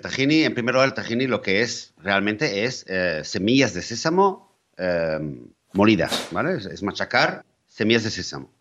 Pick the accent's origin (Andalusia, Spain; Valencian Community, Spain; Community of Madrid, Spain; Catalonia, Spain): Catalonia, Spain; moved away; mi tierra natal, que es Cataluña